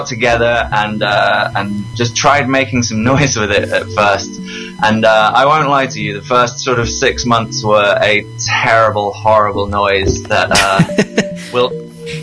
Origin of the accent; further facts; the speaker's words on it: Leicestershire, East Midlands, United Kingdom; moved away as an adult; now in Toronto, Canada; I grew up in Leicestershire in England